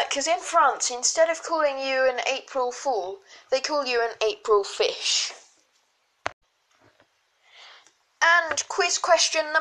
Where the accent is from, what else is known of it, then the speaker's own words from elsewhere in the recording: England, United Kingdom; If you can't tell by my voice, I am from England